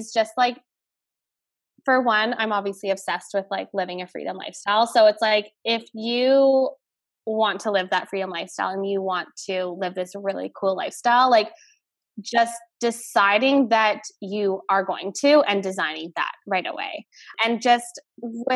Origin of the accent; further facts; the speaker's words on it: Canada; I'm Canadian